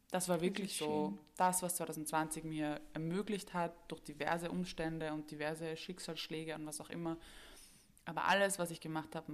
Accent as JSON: {"language": "German", "region": "Vienna", "country": "Austria", "said": "die ich jetzt als Wiener Kind mm. gemacht habe"}